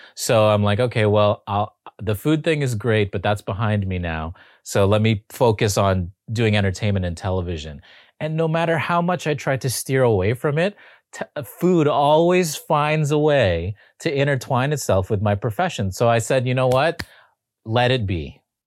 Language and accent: English; Toronto, Ontario, Canada; moved away as an adult; also born or lived in Los Angeles; I'm from Toronto